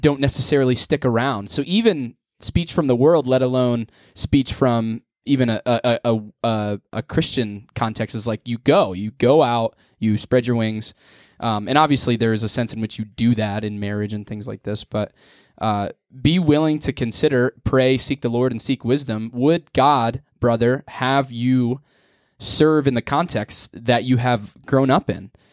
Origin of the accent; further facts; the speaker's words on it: near Wellsboro, Pennsylvania, United States; also born or lived in Mansfield, Pennsylvania; I'm not from Wellsboro, I'm a town half hour away